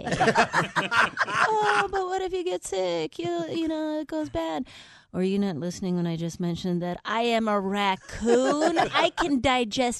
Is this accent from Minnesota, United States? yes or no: yes; Minnesota, United States; now in Los Angeles, United States; I'm from Minnesota